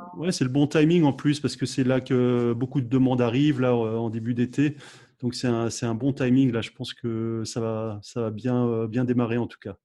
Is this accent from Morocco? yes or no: no; France; chez nous en France